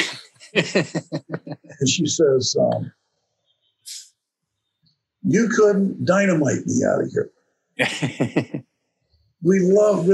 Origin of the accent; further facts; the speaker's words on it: North Carolina, United States; moved away as an adult; I'm from North Carolina, born and raised, okay? I was never out of the state of North Carolina until I went to college